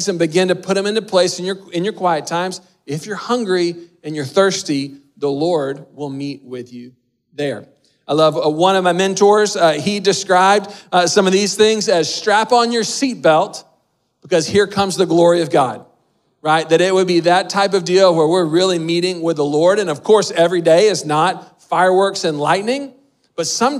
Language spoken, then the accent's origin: English; Texas, United States; moved away; My dad is from North Carolina. We grew up in Texas